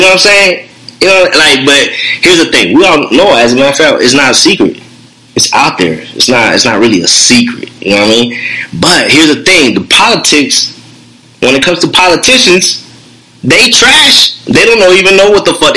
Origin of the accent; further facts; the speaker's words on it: United States; as an American